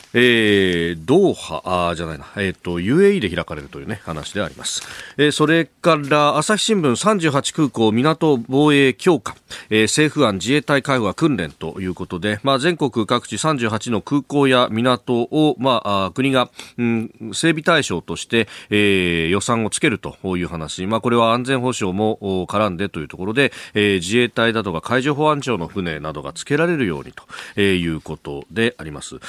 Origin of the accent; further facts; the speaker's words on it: Yokosuka, Kanagawa, Japan; now in Tokyo, Japan; 私のふるさとの横須賀